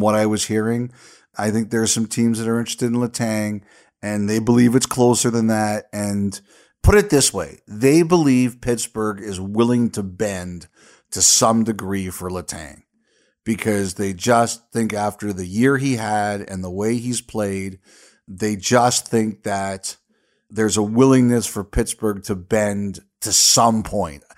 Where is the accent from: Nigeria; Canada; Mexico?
Canada; Love being Canadian